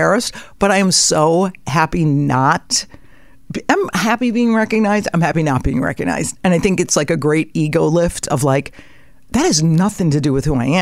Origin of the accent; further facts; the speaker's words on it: Connecticut, United States; I grew up in Connecticut